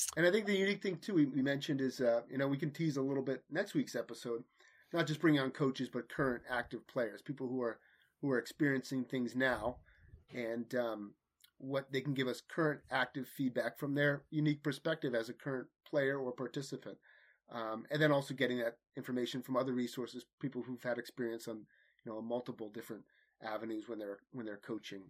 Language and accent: English; Manasquan, New Jersey, United States; I grew up playing hockey in Manasquan, New Jersey